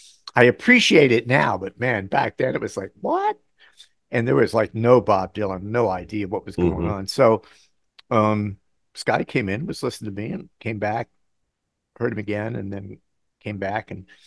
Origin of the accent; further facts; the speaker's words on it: Bangkok, Thailand; moved away; also born or lived in Southeast Asia; So I grew up in Bangkok.